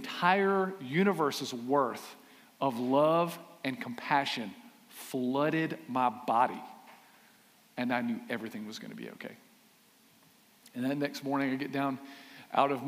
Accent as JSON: {"language": "English", "town": "Aiken", "region": "South Carolina", "country": "United States", "tie": "born or raised there", "said": "I grew up in Aiken, class of 1995, South Aiken High School, thoroughbreds."}